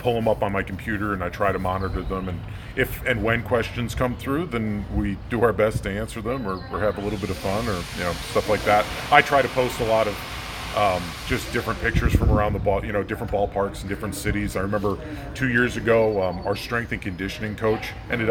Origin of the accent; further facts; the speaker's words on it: outside of Scranton, Pennsylvania, United States; I grew up outside of Scranton, Pennsylvania